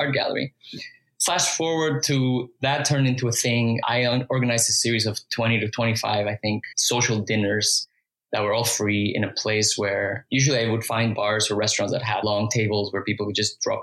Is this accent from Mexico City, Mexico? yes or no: yes; Mexico City, Mexico; moved away as an adult; also born or lived in Toronto, Canada; now in Vancouver, Canada; I had zero pressure to achieve when I was growing up in Mexico.